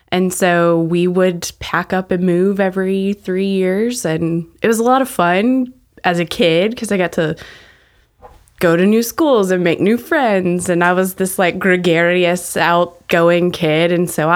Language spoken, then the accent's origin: English; Temple, Texas, United States; also born or lived in Amarillo / Waco / Corpus Christi / Rogers; All over Texas.